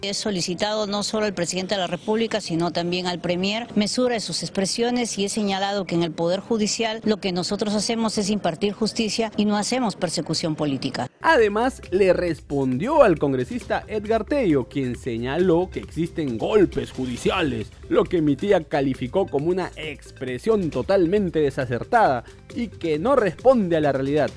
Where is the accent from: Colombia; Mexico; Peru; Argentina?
Peru; Yo soy peruano y como todo peruano